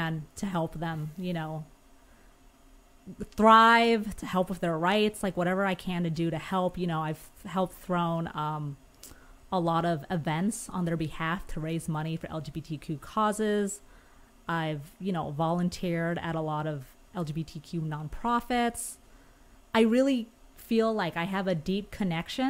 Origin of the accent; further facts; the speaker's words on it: Huntington Beach, California, United States; now in Los Angeles, United States; I was born and raised SoCal. I'm from Orange County